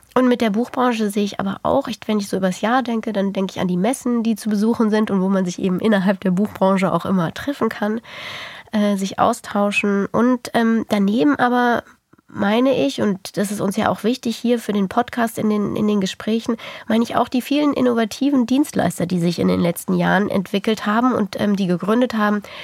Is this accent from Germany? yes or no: yes; Germany; bei uns in Deutschland